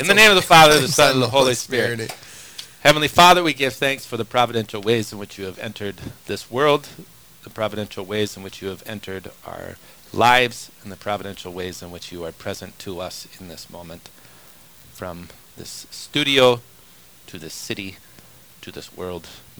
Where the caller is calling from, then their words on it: Mexico; I'm listening now from Mexico.